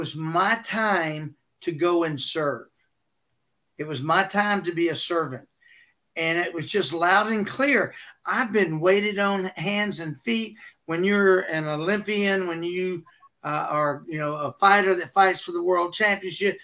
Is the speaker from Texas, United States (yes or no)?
yes; Texas, United States; I'm from Texas